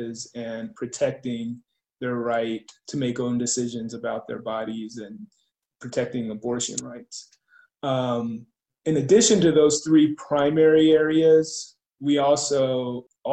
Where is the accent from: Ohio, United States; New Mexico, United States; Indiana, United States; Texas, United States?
New Mexico, United States; Albuquerque; I grew up in Albuquerque, New Mexico